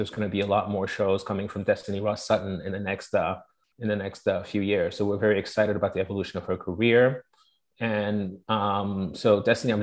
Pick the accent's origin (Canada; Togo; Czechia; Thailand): Togo; also born or lived in Paris, France / London, United Kingdom; now in New York, United States; I am from Togo. I was born in Togo, raised in Togo, but then I grew up a lot in Paris and London